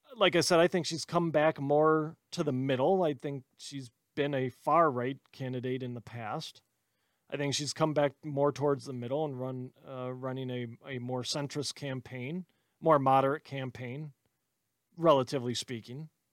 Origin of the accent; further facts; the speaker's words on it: Wisconsin, United States; I'm from Wisconsin